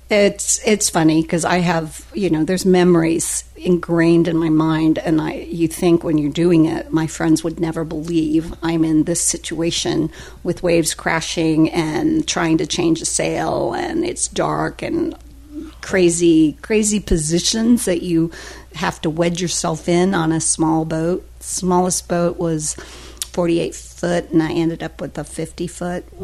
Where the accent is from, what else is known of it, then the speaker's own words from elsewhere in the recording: Newton, Kansas, United States; moved away as an adult; now in Daytona Beach, United States; it was central Kansas, a little town called Newton, which is about 30 minutes outside of Wichita